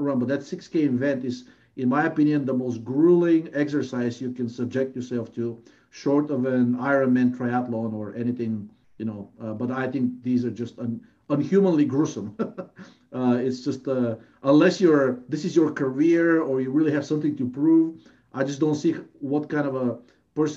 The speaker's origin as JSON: {"language": "English", "country": "Bulgaria", "moved": "as an adult", "lives_now": "United States", "said": "I'm originally from Bulgaria"}